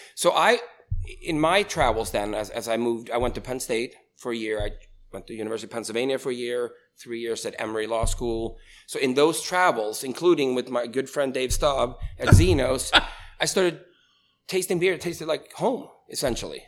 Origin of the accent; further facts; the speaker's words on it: Sweden; moved away as an adult; now in Altoona, United States; I was born and raised in Sweden